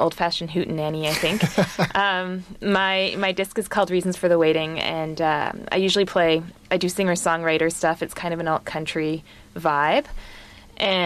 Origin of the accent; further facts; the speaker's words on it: Vancouver, British Columbia, Canada; moved away as an adult; also born or lived in Halifax, Canada; I grew up in Vancouver on the West Coast